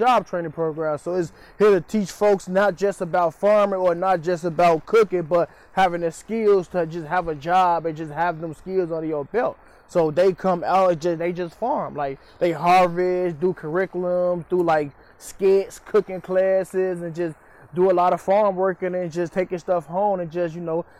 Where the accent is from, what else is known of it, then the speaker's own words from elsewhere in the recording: Chicago, Illinois, United States; I grew up in Cabrini Green